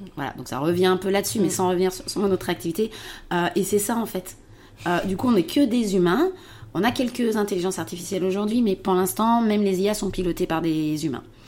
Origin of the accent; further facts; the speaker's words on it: around Lyon, Auvergne-Rhône-Alpes, France; also born or lived in Paris; je suis revenue en fait dans ma région d'origine, aux alentours de, aux alentours de Lyon